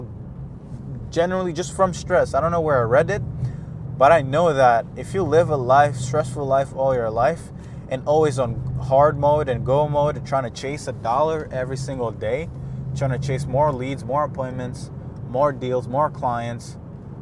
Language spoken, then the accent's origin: English; Rwanda; now in Montreal, Canada; I was born in Rwanda, a lot of my family is here in Canada